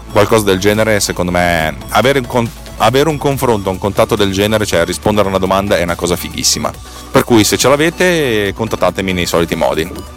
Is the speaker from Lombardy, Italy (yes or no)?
yes; Bareggio, Lombardy, Italy; scuole medie di Bareggio mi avevano infilato dentro la classe di francese